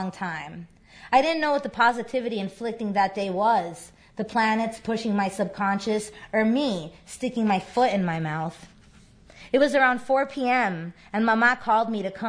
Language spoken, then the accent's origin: English; Miami, Florida, United States; I grew up in Miami. I'm Cuban American